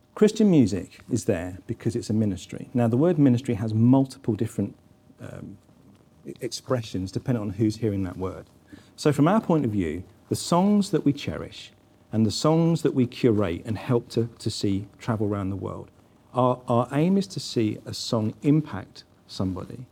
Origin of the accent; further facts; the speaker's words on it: England, United Kingdom; I go out as an English person born in the United Kingdom